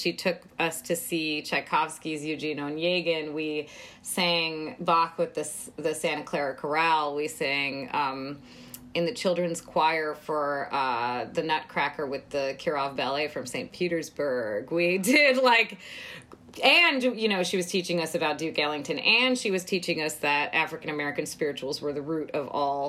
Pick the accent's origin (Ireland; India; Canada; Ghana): India; now in United States; as an Indian immigrant, first generation